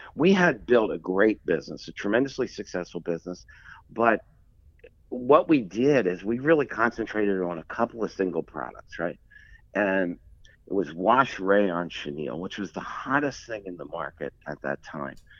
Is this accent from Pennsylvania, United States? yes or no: yes; Philadelphia, Pennsylvania, United States; I grew up in Philadelphia, um, not far from where the Rocky movie was filmed